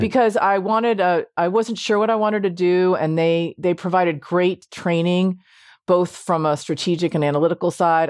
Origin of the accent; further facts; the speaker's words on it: Washington, District of Columbia, United States; I, uh, grew up m, primarily in Washington, D C